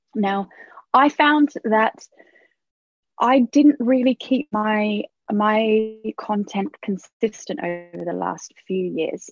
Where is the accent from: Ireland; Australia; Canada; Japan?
Australia; now in United Kingdom; I was Australian, or I am Australian